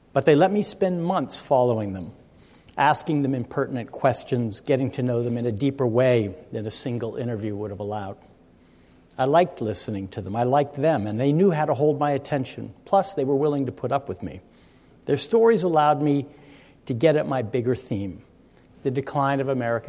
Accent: Stanford, California, United States; I grew up at Stanford

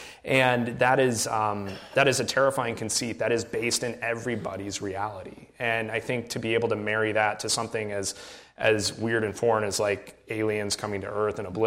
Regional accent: Iowa, United States; we grew up in Iowa

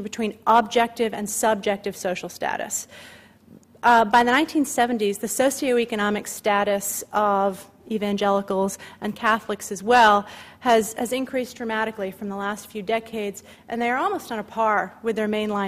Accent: Massachusetts, United States; moved away; I'm from Massachusetts. I don't live in Massachusetts, but for some reason I always still read the Boston Globe every day. You just sort of can't help it. You're connected where your roots are

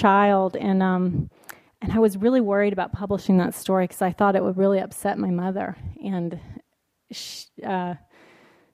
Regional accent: Alabama, United States; also born or lived in New York City; now in San Francisco, United States; I am very much from the South, and it is very, going back home to Alabama

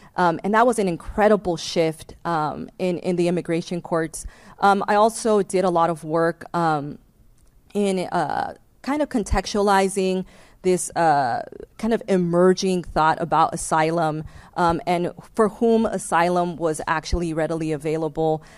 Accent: Los Angeles, California, United States; I was born and raised in Los Angeles uh, to a single mom um, who fled El Salvador in the mid 1980s

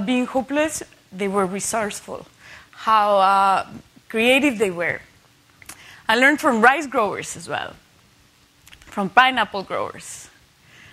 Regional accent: Mexico; growing up in Mexico in a Catholic country

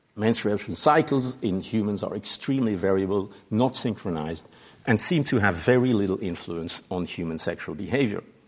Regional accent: Switzerland; moved away; my home country

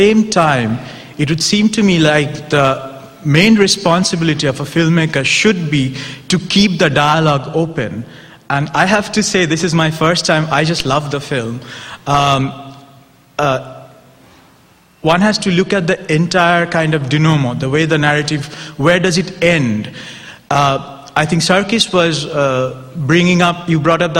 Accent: India; as an Indian, not a Pakistani, but an Indian

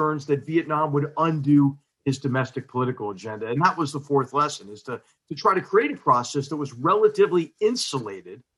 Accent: Philadelphia, Pennsylvania, United States; Philadelphia, my hometown

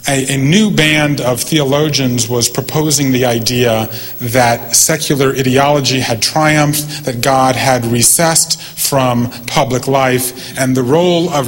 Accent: Savannah, Georgia, United States; moved away; also born or lived in Japan / England; I grew up in Savannah, Georgia

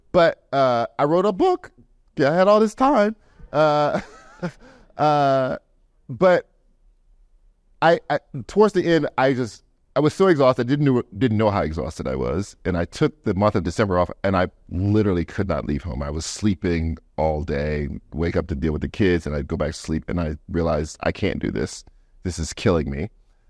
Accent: the South, United States; I guess I'm the banjo, because I'm from the South. I'm a poor kid from the South.

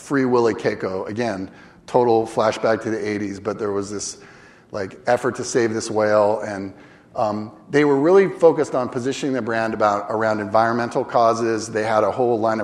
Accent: Northern California, United States; I grew up in Northern California

